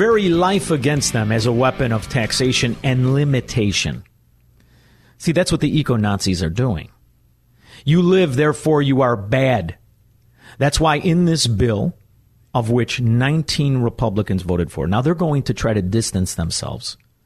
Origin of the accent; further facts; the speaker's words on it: Chicago, Illinois, United States; also born or lived in Melrose Park, Illinois; I grew up in Chicago, Illinois